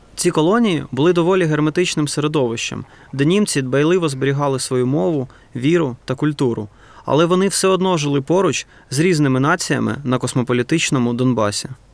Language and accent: Ukrainian; Donetsk, Donetsk Oblast, Ukraine; Я сам народився та виріс в Донецьку